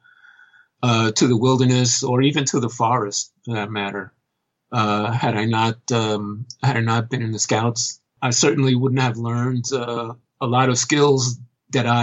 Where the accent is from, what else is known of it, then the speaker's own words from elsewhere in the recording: New York City, New York, United States; I wasn't actually born in New York City, but it's the only place I've ever really known